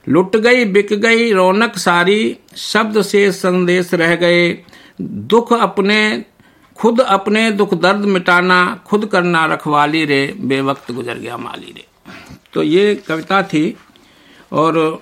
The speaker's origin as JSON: {"language": "Hindi", "town": "Nadrauli", "country": "India", "tie": "born or raised there", "said": "हम बहन भाई माँ के पास से अपने पैतृक गांव नदरौली सात आठ वर्ष की उम्र में बब्बा के पास चले आए थे"}